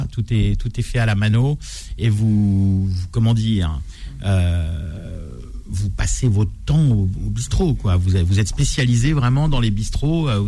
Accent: Saint-Frimbault-de-Prières, Pays de la Loire, France; moved away; also born or lived in Paris; à Saint-Frimbault-les-Prières. Ça, j'adore. C'est mon village natal.

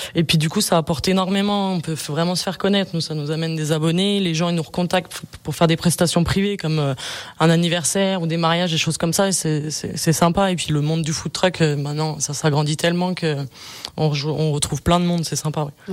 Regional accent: Bonneville, Auvergne-Rhône-Alpes, France; Ouais, moi je suis je suis d'ici, je suis de Bonneville ville

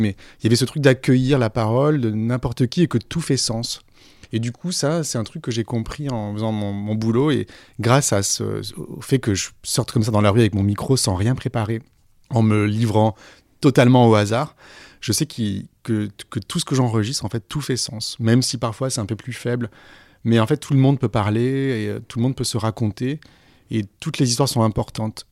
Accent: Aix-en-Provence, Provence-Alpes-Côte d'Azur, France; moved away as an adult; also born or lived in Senegal; now in Paris, France; ma ville natale, Aix-en-Provence

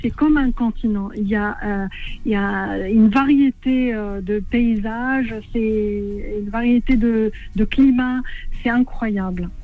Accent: Tripoli, Libya; moved away; Je suis de Tripoli

